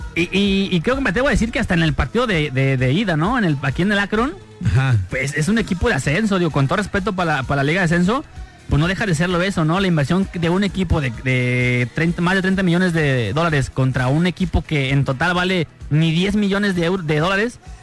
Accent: Guadalajara, Jalisco, Mexico; soy tapatío

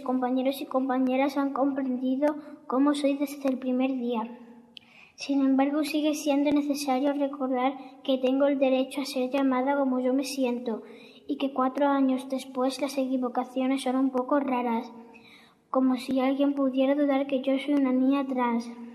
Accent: Arroyo de San Serván, Extremadura, Spain; he tenido suerte de nacer en mi pueblo

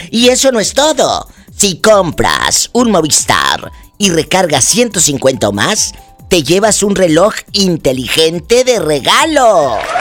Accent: Matamoros, Tamaulipas, Mexico; me encanta mi tierra. Mi tierra, mi Valle mi Matamoros, mi Tamaulipas.

